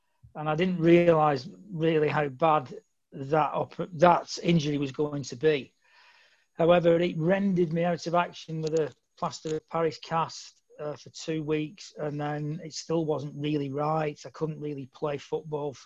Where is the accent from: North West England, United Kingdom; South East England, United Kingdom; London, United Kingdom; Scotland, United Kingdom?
North West England, United Kingdom; Bolton; I'm from Bolton, and Bolton's, you know, always fond memories of being in, brought up in that area.